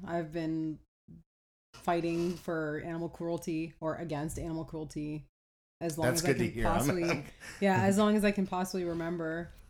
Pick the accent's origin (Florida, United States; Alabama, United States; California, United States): Florida, United States; Miami; I'm from Miami. Okay, yeah. I'm literally from like the ocean.